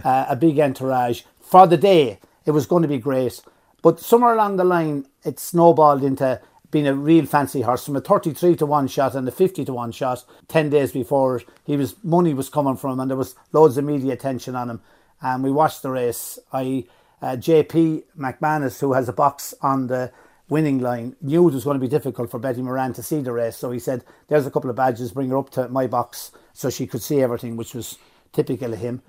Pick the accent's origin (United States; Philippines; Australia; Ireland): Ireland; Fermoy, Munster; I was born in Fermoy, nineteen fifty.